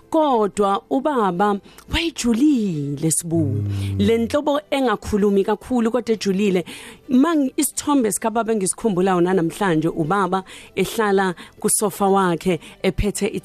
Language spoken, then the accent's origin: Zulu; KwaNdengezi, KwaZulu-Natal, South Africa; also born or lived in Thornwood, Dassenhoek; ngizalelwe eThornwood eDasenhoek hmm. kodwa ngasheshe ngahamba ngimncane ngayohlala kandengezi ngakho ke impilo yami nje as a teenager ngimncane yonke ibe kandengezi